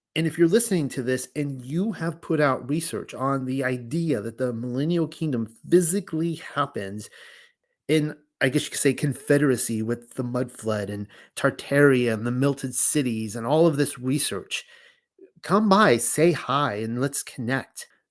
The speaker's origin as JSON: {"language": "English", "region": "California", "country": "United States", "tie": "born or raised there", "moved": "as an adult", "said": "I grew up in California. I actually spent my first 35 years in California."}